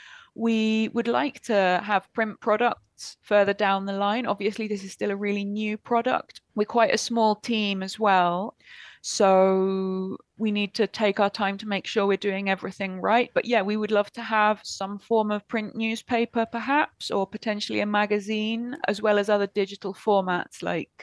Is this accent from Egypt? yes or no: no; United Kingdom; now in Argentina; certainly as a Brit I really struggle to get my head around